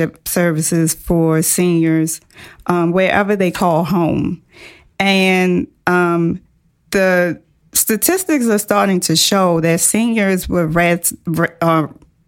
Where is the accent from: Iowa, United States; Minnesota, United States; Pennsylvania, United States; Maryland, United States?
Maryland, United States; Baltimore; very humble beginnings, Baltimore City girl, public high school educated